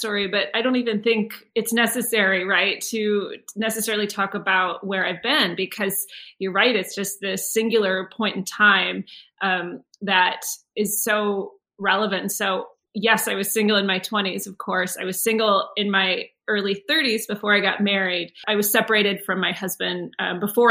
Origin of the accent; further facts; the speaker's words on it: United States; I'm from the United States